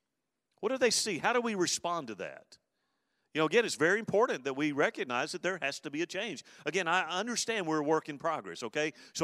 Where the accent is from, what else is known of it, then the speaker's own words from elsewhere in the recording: Alabama, United States; as a teenage boy growing up in South Alabama there, I was a bad kid.